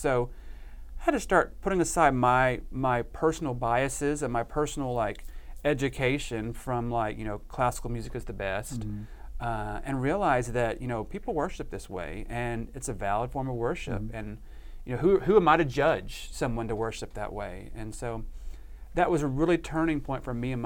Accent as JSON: {"language": "English", "region": "Arkansas", "country": "United States", "tie": "born or raised there", "also_born_or_lived": "Bentonville, Arkansas", "moved": "as an adult", "lives_now": "Texas, United States", "said": "I grew up in Arkansas and went to school at U"}